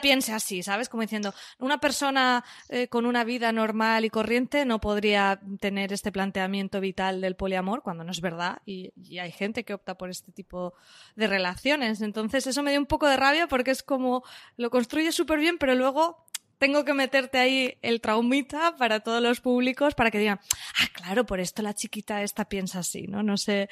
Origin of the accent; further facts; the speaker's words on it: Valencian Community, Spain; yo soy valenciana